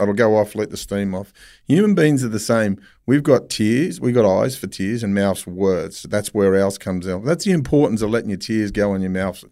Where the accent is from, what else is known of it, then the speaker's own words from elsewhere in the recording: Sydney, New South Wales, Australia; growing up in Mount Druitt